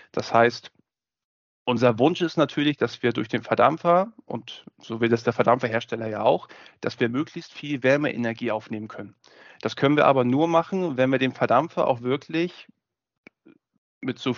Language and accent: German; Hamburg, Germany; ich bin gelernter Kälteanlagenbaumeister und wie man das vielleicht schon hört, gebürtiger Hamburger